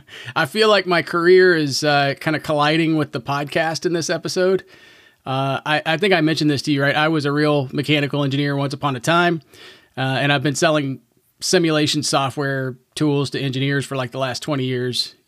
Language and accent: English; Southern Indiana, United States; I grew up in Southern Indiana